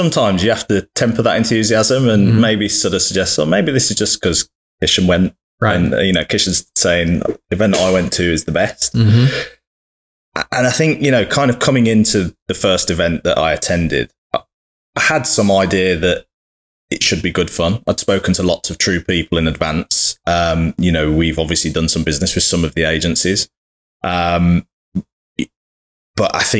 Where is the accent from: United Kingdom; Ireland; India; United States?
United Kingdom; as a Brit in America